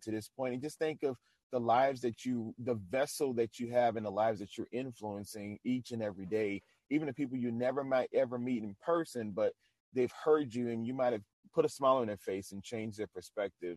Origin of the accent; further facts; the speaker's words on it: New Orleans, Louisiana, United States; moved away; I'm originally from New Orleans.